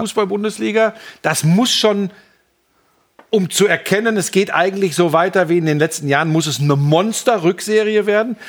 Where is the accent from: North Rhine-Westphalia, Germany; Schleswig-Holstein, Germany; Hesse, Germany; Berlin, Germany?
North Rhine-Westphalia, Germany; near Dortmund; Ich komme ganz aus der Nähe von Dortmund